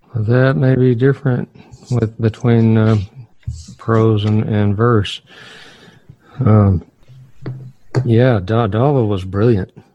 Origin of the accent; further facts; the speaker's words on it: Northern Virginia, United States; I grew up in Northern Virginia